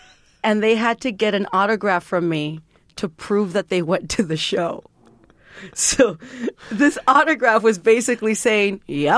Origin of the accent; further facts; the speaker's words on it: Texas, United States; born there; I was born in Texas, but because my mom spent so much time being undocumented trying to become a legal resident, I become what my mom is.